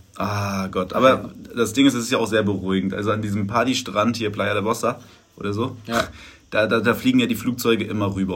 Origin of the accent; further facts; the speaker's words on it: Germany